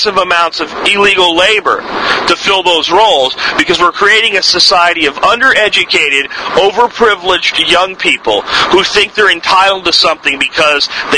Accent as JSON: {"language": "English", "country": "United States", "said": "as Americans"}